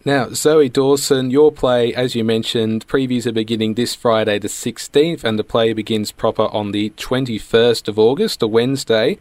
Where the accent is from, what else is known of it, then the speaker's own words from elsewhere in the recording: Bendigo, Victoria, Australia; all three of us are from regional Victoria. So I'm from hmm. Bendigo.